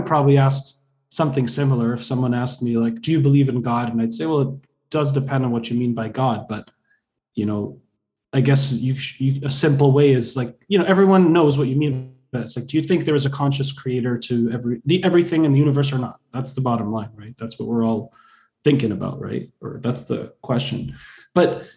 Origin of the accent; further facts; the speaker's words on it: Boston, Massachusetts, United States; I'm also Bostonian